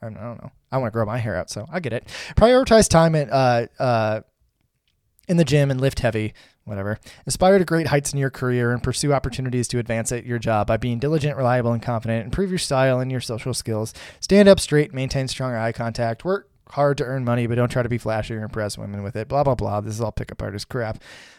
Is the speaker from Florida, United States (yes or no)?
no; Indiana, United States; I'm a dude from Indiana who, you know, works at GM.